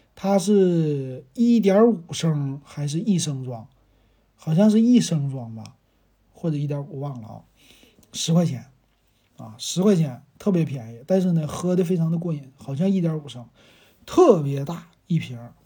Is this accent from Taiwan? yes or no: no; Shenyang, Liaoning, China; 咱们沈阳人